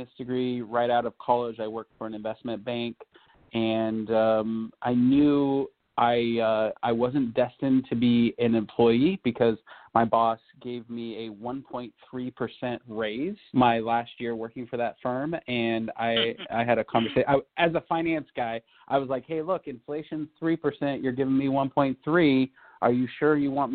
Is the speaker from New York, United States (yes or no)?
no; California, United States; I speak a little bit of Spanish, being a Californian